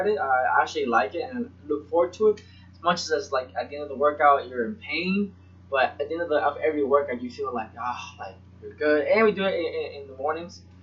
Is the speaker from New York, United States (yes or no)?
no; Florida, United States; also born or lived in Puerto Rico; I'm from Puerto Rico, born there till about 8, and then from 8 to 18 was in Florida